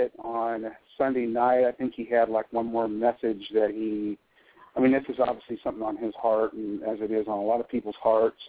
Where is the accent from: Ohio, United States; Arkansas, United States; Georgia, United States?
Arkansas, United States; moved away as an adult; also born or lived in Missouri; When we moved to Arkansas from Missouri, we started to attend my mother's family's church